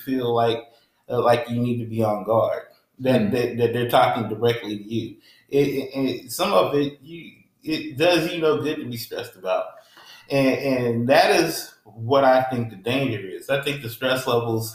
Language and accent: English; Indianapolis, Indiana, United States; I grew up in Indianapolis was very Black, white